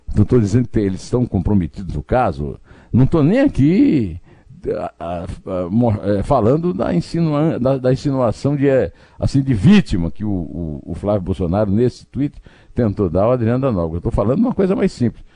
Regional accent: Northeast Region, Brazil; E eu sou nordestino e falo Rodonel

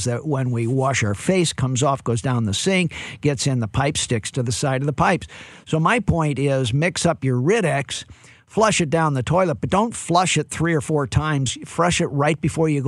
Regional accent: St. Louis, Missouri, United States; I'm from St. Louis, Cardinal Nation.

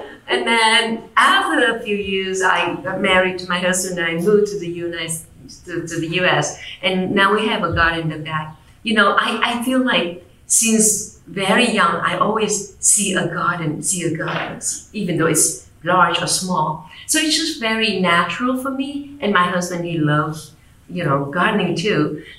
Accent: Vietnam; English is a second language; I was born and raised in Vietnam.

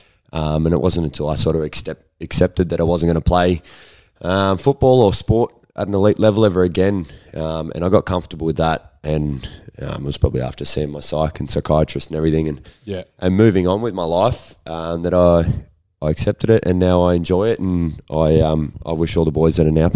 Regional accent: Bairnsdale, Victoria, Australia; also born or lived in Perth; Down in Bairnsdale.

